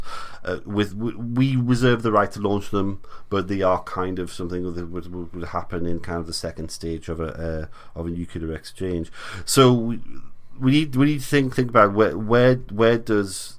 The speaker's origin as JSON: {"language": "English", "country": "United Kingdom", "said": "we're British"}